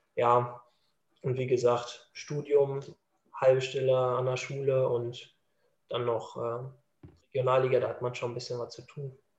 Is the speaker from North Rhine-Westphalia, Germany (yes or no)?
yes; Dortmund, North Rhine-Westphalia, Germany; ich bin Dortmunder Junge